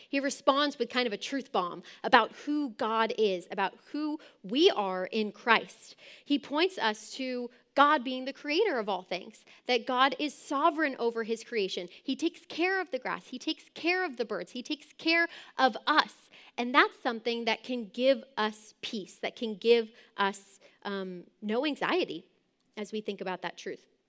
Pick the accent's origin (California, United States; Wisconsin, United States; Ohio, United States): California, United States; Southern; my childhood growing up in Southern California